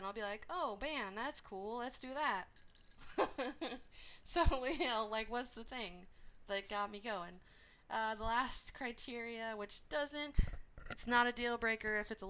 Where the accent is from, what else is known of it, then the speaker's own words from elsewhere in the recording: Orange County, California, United States; now in Inland Empire, United States; We're you know, we came from Orange County, and we are in... Inland Empire now.